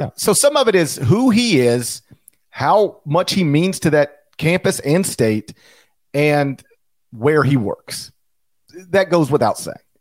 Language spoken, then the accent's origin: English; Mississippi, United States; I grew up in Mississippi